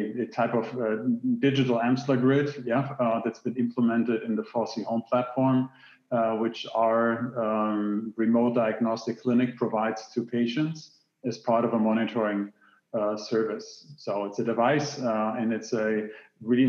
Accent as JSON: {"language": "English", "country": "Germany", "tie": "born or raised there", "also_born_or_lived": "Hamburg, Germany / Silicon Valley, United States", "moved": "as an adult", "said": "I'm born and raised in Germany, went to university in Hamburg in the northern part of Germany."}